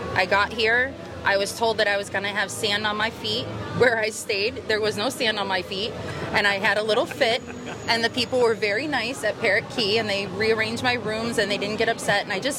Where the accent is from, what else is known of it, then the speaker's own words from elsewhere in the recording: Chicago, Illinois, United States; also born or lived in New York City, United States; From Chicago.